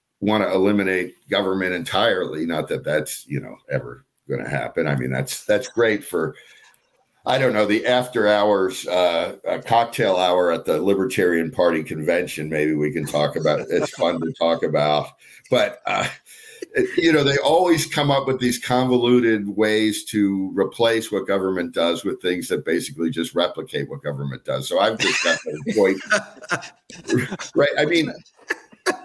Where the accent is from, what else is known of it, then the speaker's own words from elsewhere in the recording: Philadelphia, Pennsylvania, United States; moved away as an adult; also born or lived in Washington, D.C. / Lima, Ohio; now in California, United States; I grew up in near Philadelphia